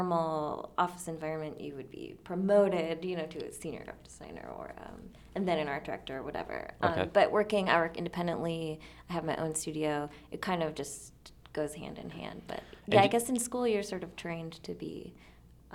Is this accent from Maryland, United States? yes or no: no; Kutztown, Pennsylvania, United States; also born or lived in Brooklyn; now in Pittsburgh, United States; I come from Kutztown, Pennsylvania, which is in eastern Pennsylvania